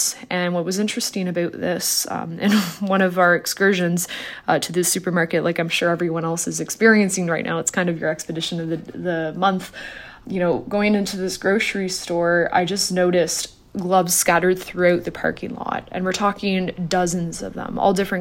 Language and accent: English; Toronto, Ontario, Canada; moved away as an adult; I moved back to Toronto. I originally grew up here, but I moved back in early December